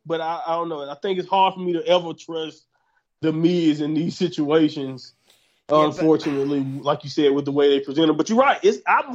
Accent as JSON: {"language": "English", "country": "United States", "said": "I'm American"}